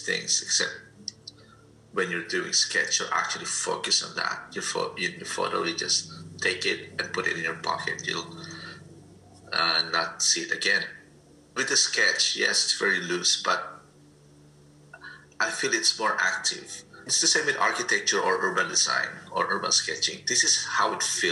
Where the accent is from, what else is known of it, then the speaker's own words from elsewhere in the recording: Poland; now in Canada; I was born in Europe. I grew up in Poland.